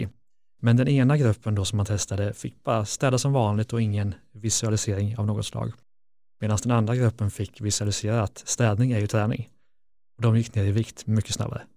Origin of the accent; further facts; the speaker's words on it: Lidköping, Västra Götaland, Sweden; jag kommer från Lidköping, en brottarstad